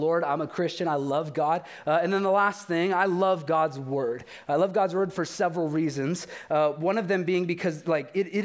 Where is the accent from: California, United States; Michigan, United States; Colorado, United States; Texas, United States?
California, United States; Bakersfield; I'm from Bakersfield